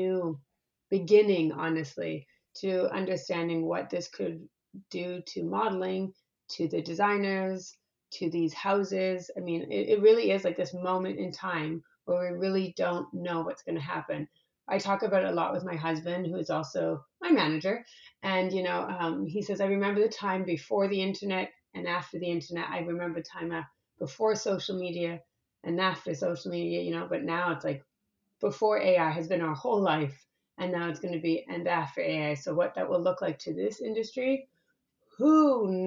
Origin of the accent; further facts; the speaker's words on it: Canada; moved away; I'm Canadian